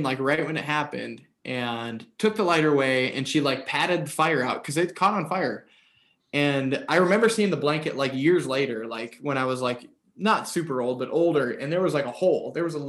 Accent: Alaska, United States; I was born in Alaska. So I lived in Alaska and from a young age.

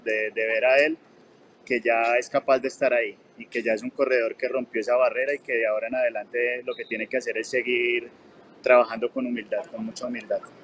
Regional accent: Bogotá, Colombia; now in Medellín, Colombia; Bogotá. Estás en mi tierra.

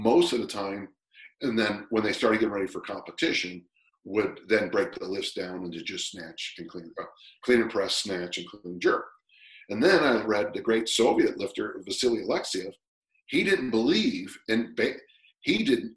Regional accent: United States; I'm an American

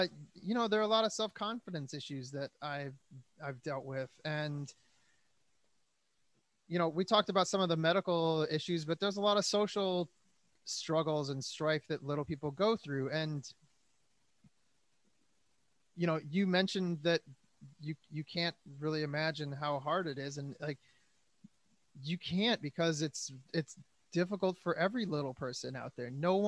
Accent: Detroit, Michigan, United States; now in Los Angeles, United States; I'm a musician from Detroit in LA.

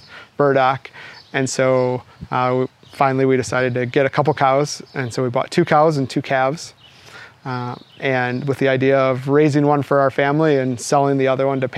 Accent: Milwaukee, Wisconsin, United States; I grew up outside of Milwaukee in a very normal suburb

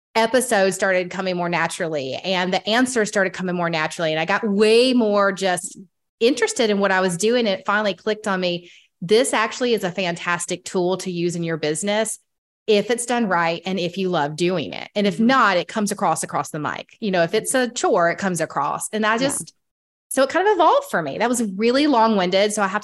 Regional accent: Atlanta, Georgia, United States; in my hometown.

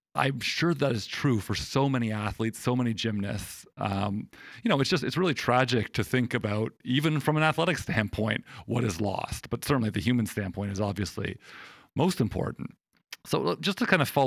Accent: Canada; growing up in Canada

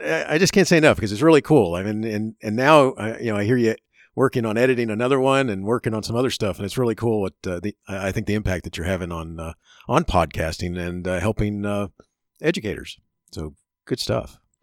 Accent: Florida, United States; also born or lived in Chicago; I grew up in Florida

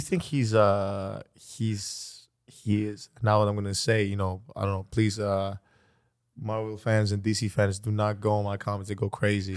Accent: Athens, Attica, Greece; English is a second language; moved away; I grew up in Greece, so I was born and raised in Greece

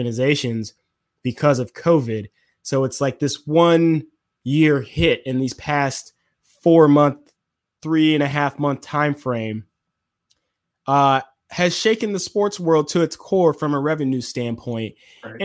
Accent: Atlanta, Georgia, United States; we're from Atlanta

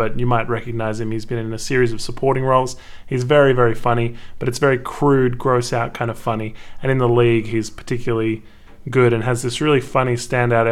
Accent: Canberra, Australian Capital Territory, Australia; We're both from Canberra as well

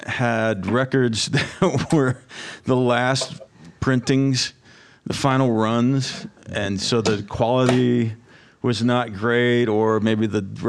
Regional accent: Bucyrus, Ohio, United States; So anyway, I grew up in Bucyrus.

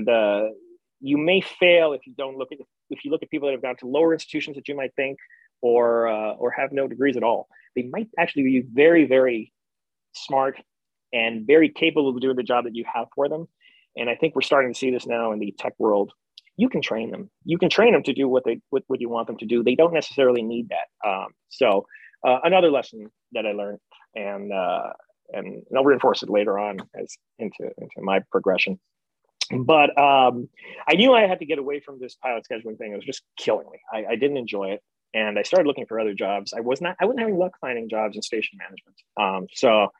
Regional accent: New York, United States; I'm a New Yorker. I got a big New York attitude

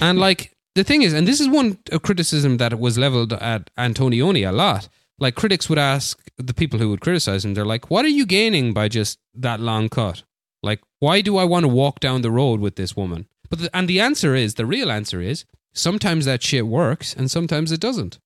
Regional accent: Barcelona, Catalonia, Spain; my hometown, Barcelona

